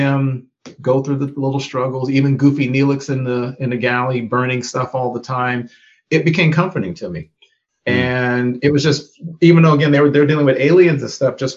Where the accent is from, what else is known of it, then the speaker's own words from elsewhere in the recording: United States; being a Black person growing up in America